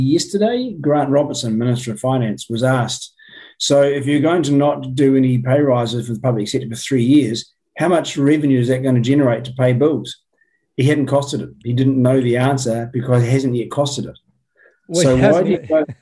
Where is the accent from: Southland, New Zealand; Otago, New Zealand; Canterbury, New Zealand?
Canterbury, New Zealand; Christchurch; I was born and raised in Christchurch, spent all my schooling